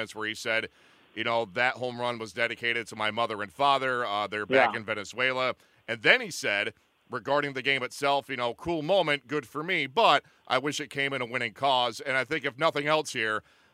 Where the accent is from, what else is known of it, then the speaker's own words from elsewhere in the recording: Binghamton, New York, United States; Enwell is 10 minutes from where I grew up, my hometown of Binghamton, New York